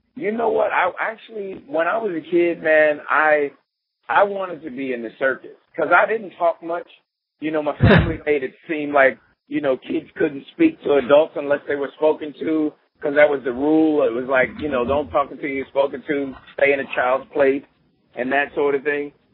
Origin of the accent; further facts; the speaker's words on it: Philadelphia, Pennsylvania, United States; moved away as an adult; now in New York, United States; I'm from Philadelphia